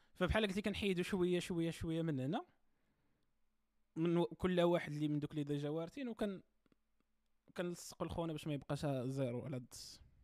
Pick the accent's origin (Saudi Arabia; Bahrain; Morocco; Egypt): Morocco; انا في التيران كمغربي